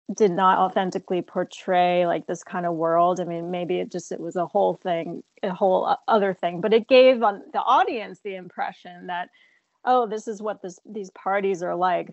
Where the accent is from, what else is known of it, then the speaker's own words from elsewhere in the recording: New Jersey, United States; I uh, grew up in New Jersey, um, but very close to New York City